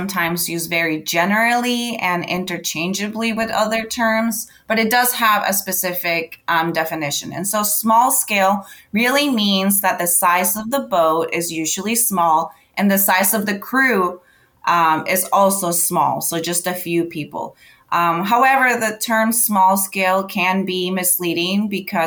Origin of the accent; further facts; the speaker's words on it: Charlotte, North Carolina, United States; also born or lived in Colombia; I was able to volunteer at the local aquarium in my hometown of Charlotte, North Carolina